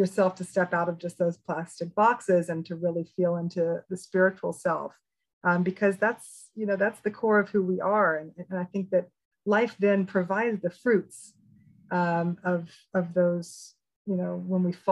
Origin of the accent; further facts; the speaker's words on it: Memphis, Tennessee, United States; I was this spiritual freak of a kid, you know, growing up in Memphis, Tennessee